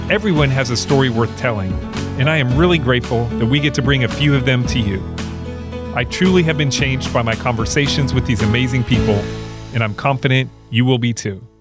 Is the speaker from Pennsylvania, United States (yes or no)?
no; Haines City, Florida, United States; I too am a product of Imperial Polk County. Oh my gosh. I grew up in Haines City.